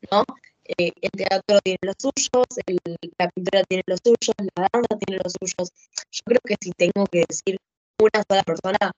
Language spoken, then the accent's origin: Spanish; Argentina; somos los argentinos a veces los que no, no nos damos cuenta